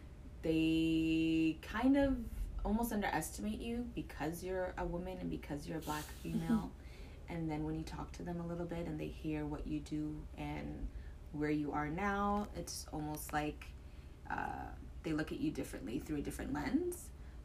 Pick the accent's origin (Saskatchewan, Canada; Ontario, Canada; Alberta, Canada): Ontario, Canada; Toronto; I grew up in Galloway. Okay. In Scarborough.